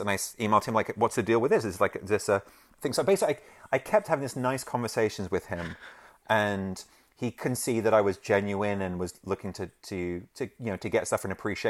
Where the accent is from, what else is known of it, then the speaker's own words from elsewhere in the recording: London, United Kingdom; I grew up in London, um, that's where I'm from